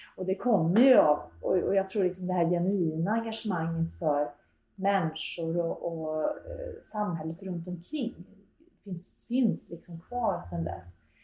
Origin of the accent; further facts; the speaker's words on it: Karlstad, Värmland, Sweden; moved away as an adult; jag är född och uppvuxen i Karlstad